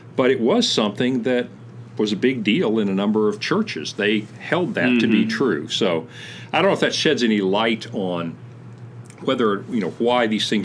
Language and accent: English; central Kentucky, United States; growing up in Kentucky, kind of the center of Kentucky